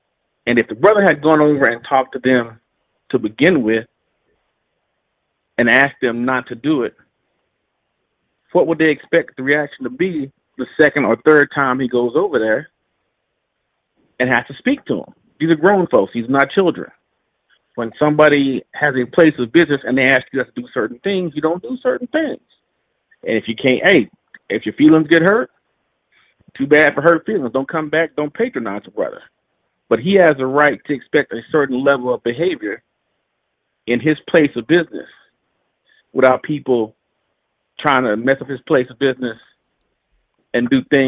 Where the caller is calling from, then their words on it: Fort Worth, Texas, United States; I'm calling from Fort Worth, Texas.